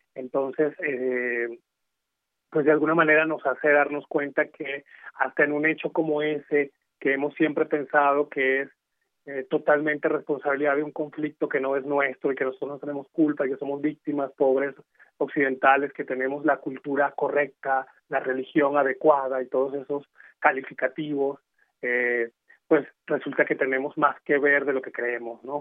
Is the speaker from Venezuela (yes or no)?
yes; Venezuela; moved away as an adult; now in Mexico; yo soy de Venezuela, llegué aquí hace cinco años.